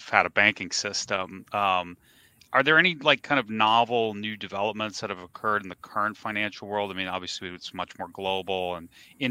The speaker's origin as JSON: {"language": "English", "region": "New York", "country": "United States", "tie": "born or raised there", "said": "I grew up in New York"}